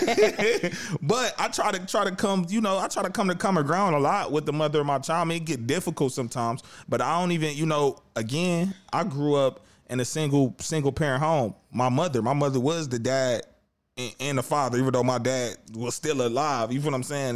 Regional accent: Cleveland, Ohio, United States; Cleveland, we proud to say we from the city

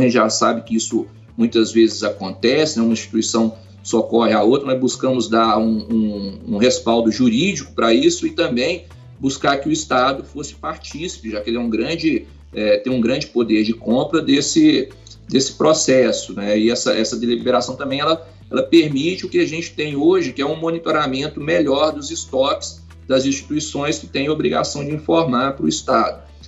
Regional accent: Belo Horizonte, Minas Gerais, Brazil; also born or lived in Goiânia / Cipotânia; toda a minha família é, é mineira

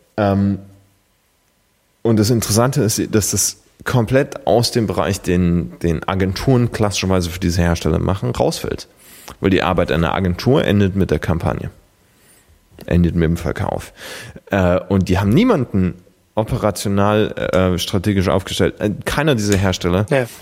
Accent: Germany; als Deutscher

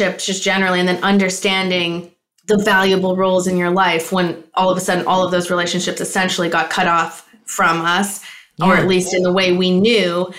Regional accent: Canada; now in Los Angeles, United States; I'm a Canadian living in Los Angeles and Venice Beach, actually.

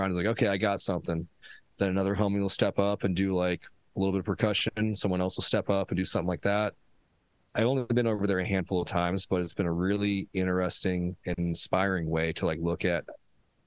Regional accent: Omaha, Nebraska, United States; here in my hometown, currently Omaha

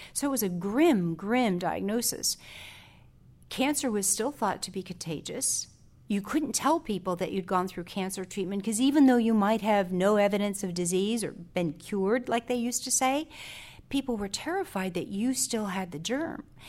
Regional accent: South Haven, Michigan, United States; I come from South Haven, which is a small town in Southwest Michigan

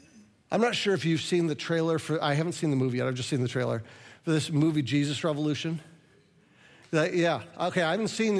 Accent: Midwest, United States; because I'm a Midwesterner, I almost don't want to tell you the compliment

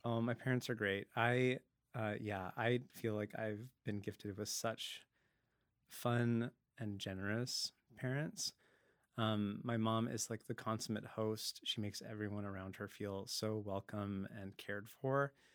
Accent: Langley, British Columbia, Canada; also born or lived in Dallas, Texas; now in Vancouver, Canada; Langley, uh, Langley, BC, Fraser Valley. Um, I grew up there when it was still fields

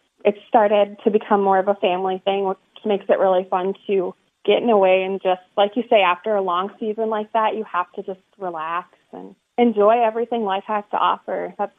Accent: Minnesota, United States; Murray County Speedway definitely just has a special place because it's my hometown track

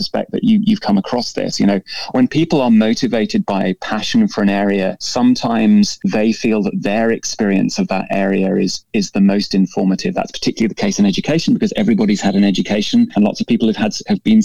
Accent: United Kingdom; being a Brit

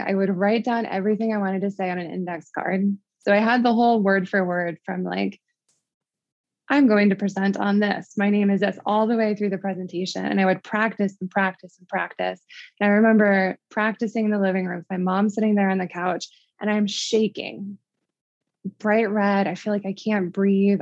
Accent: Midwest, United States; moved away as an adult; also born or lived in Connecticut; I'm from the Midwest

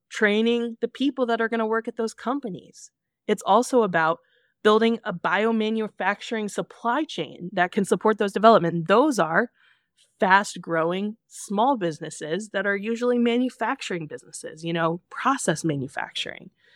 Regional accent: Kansas City, United States; I'm from Kansas City

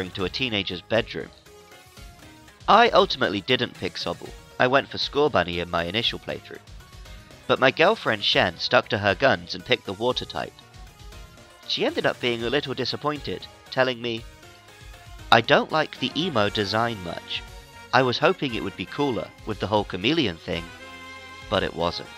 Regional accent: United Kingdom; now in Japan; I'm British

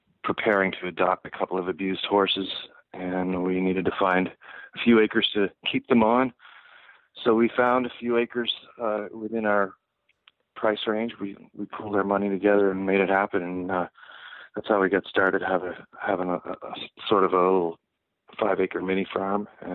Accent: Halifax, Nova Scotia, Canada; now in United States; I grew up in just outside of Halifax in Nova Scotia, which is on the east coast of Canada.

